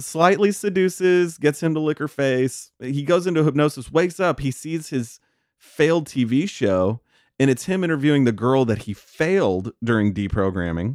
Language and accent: English; Texas, United States; I'm from Texas